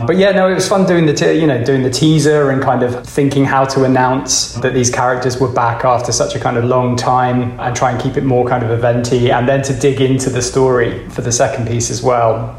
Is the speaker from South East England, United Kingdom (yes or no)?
yes; Reading, South East England, United Kingdom; I grew up in Reading, which is very, very far from San Dimas, California